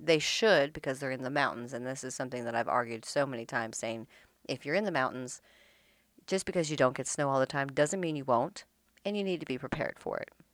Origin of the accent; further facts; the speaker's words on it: Upper Peninsula of Michigan, United States; moved away as an adult; now in Southern United States; I grew up in the Midwest, in the Upper Peninsula of Michigan.